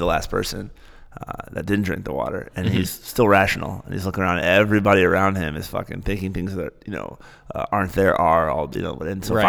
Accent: Michigan, United States; I'm like, no, I'm from Michigan.

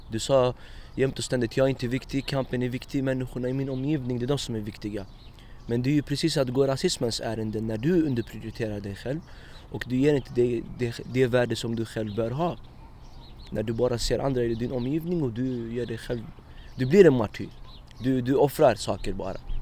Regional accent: Stockholm, Stockholm County, Sweden; also born or lived in Iraq / Egypt / Morocco; min uppväxt i Husby här

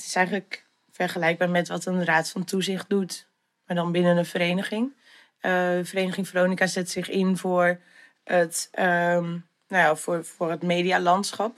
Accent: Sint Annaparochie, Friesland, Netherlands; also born or lived in Zutphen; now in Leeuwarden, Netherlands; ik ben geboren in Zutphen. Maar ehm, mijn ouders zijn, nou, ik denk dat ik een half jaar oud was of zo. Zijn ze naar Sint-Anne-Prochje verhuisd. Ehm, daar ben ik dus eigenlijk opgegroeid.

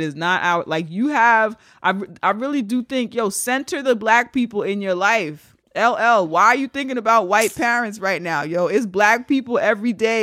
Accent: New York, United States; Being a New Yorker and watching gentrification take place

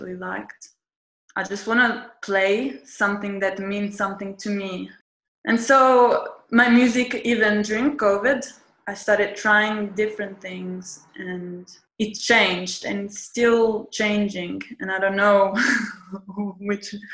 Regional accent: Italy; also born or lived in Fitzroy, Australia; now in Australia; Was born in Australia and grew up in Italy.

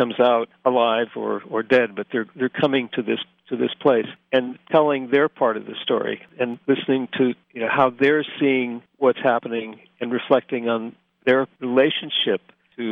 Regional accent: Scranton, Pennsylvania, United States; moved away as an adult; when I was growing up in Scranton

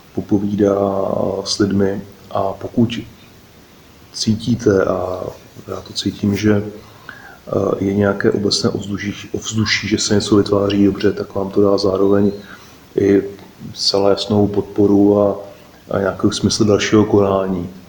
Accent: Czechia; jsme Češi

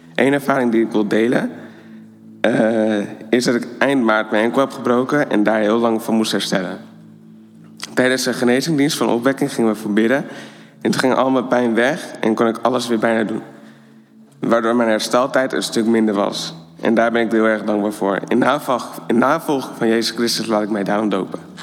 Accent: Almere, Flevoland, Netherlands; Ik kom uit Almere

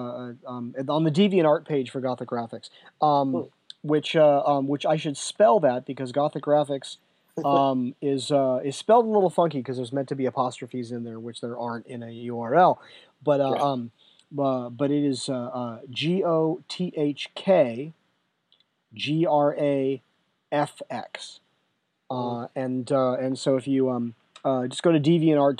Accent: San Diego, California, United States; moved away; it's my hometown

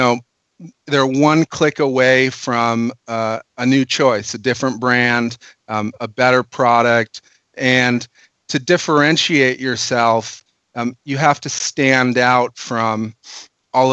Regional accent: Minnesota, United States; now in California, United States; I'm actually a Minnesotan

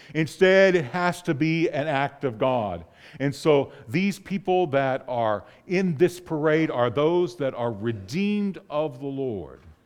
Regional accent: north of Pittsburgh, Pennsylvania, United States; moved away; I grew up in the Northeast, and the area north of Pittsburgh

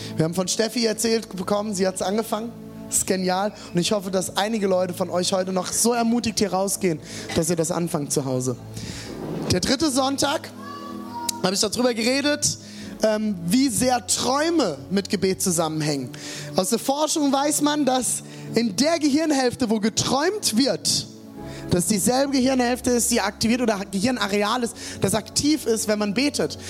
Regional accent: Germany; bei uns in Deutschland

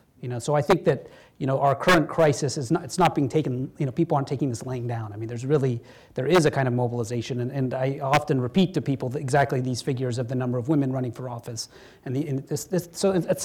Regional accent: California, United States; I'm from California

